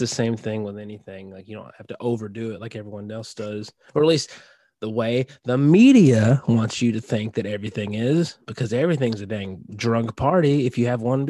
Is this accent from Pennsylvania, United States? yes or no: no; Tennessee, United States; born there; I was born in Tennessee